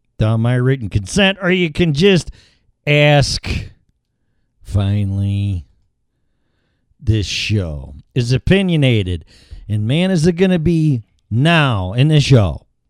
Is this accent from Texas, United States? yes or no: no; Chicago, Illinois, United States; Fifty-three years in Chicago